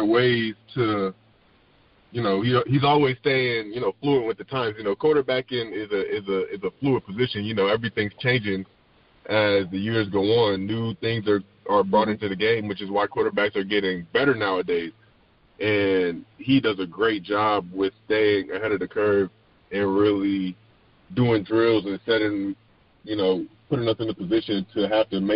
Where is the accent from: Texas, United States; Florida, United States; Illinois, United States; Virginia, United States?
Virginia, United States; Richmond; I've been here for all my life, you know, born and raised in Richmond